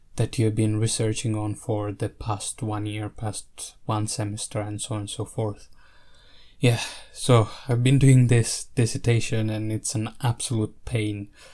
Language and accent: English; Italy; I grew up in Italy